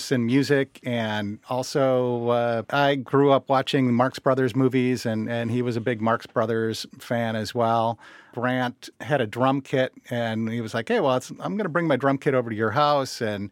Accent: Mendota Heights, Minnesota, United States; also born or lived in Davenport, Iowa / Rock Island, Illinois / Omaha, Nebraska; I grew up in Minnesota. I consider myself a Minnesotan

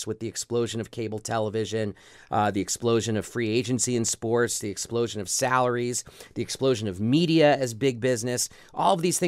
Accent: New York City, New York, United States; growing up in New York City

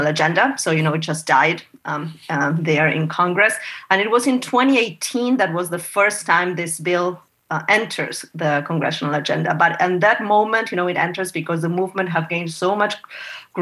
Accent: Argentina; moved away as an adult; now in United States; I was born and raised in Argentina. I came to the U.S. when I was 27, and this is 20 years ago

